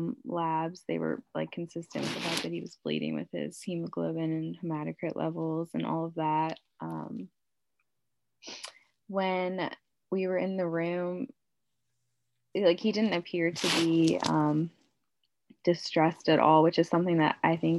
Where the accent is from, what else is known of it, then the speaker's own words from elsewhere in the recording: Bethlehem, Pennsylvania, United States; I'm from Bethlehem, Pennsylvania.